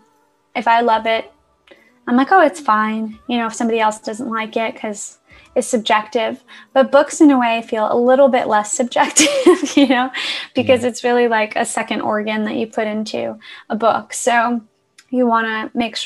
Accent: New York City, New York, United States; moved away as an adult; now in Los Angeles, United States; I'm originally from Queens, New York. So I kind of grew up around like the Woodside, Sunnyside area

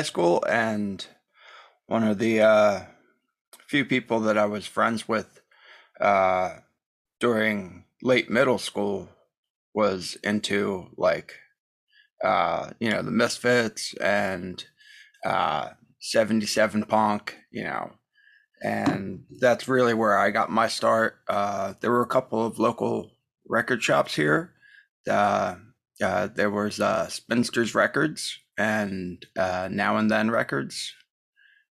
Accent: New Jersey, United States; also born or lived in Hoboken, New Jersey / Lambertville, New Jersey / Rochester, New York; I'm originally from New Jersey. Was born in Hoboken, and I moved to Lambertville in the 80s, and that's where I've pretty much resided.

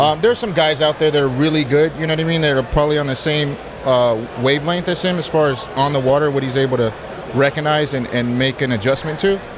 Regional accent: Pasadena, California, United States; also born or lived in Rialto, California; I grew up in Pasadena

